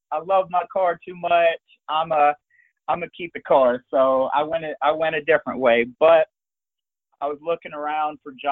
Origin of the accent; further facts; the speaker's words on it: Birmingham, Alabama, United States; moved away as an adult; now in Cleveland, United States; So originally I am from Birmingham, Alabama.